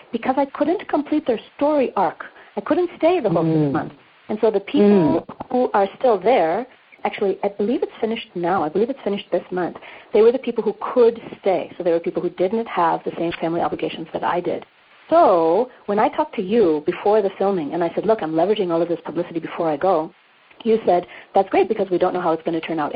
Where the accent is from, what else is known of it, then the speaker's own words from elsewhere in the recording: United States; moved away as an adult; now in South Africa; It's not my country of birth. I am American. But I live here, and I'm going to live here for a long while yet.